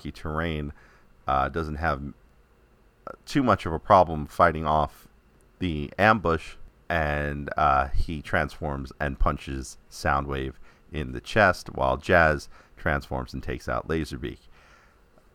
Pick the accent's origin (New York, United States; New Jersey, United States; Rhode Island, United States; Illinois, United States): New York, United States; New York City; New York City, my hometown